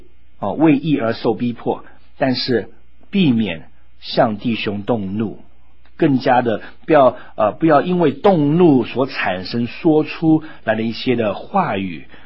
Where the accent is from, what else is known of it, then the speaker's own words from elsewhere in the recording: United States; moved away; 在美国长大的时候